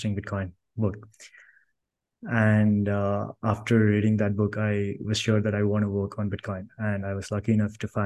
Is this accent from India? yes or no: yes; Karnataka, India; now in Bangalore, India; I was born in a small village in India. So I grew up there in Bangalore, and I moved to Bangalore city to complete my graduation.